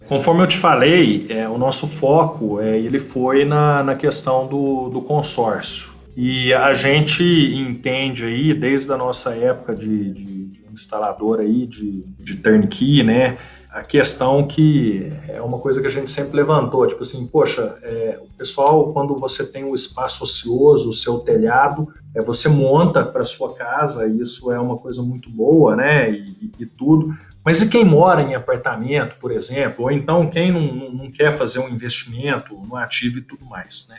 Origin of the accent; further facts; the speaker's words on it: Uberlândia, Minas Gerais, Brazil; moved away as an adult; also born or lived in Turin, Italy / Rennes, France; sou natural aqui de Uberlândia, Minas Gerais, de onde eu estou falando